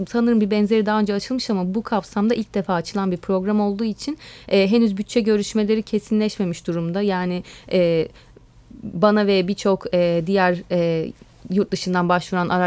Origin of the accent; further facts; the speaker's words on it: Istanbul, Turkey; born there; also born or lived in Bodrum; Evet, e, ben 1985 yılında İstanbul'da doğdum. Daha sonra e, Bodrum'a yerleştik